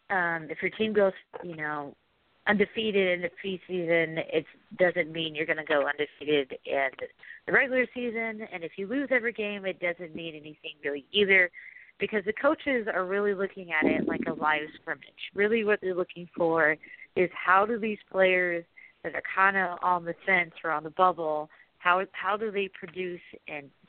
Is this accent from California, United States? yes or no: no; Oregon, United States; when I was growing up in Oregon, we didn't have an NFL team.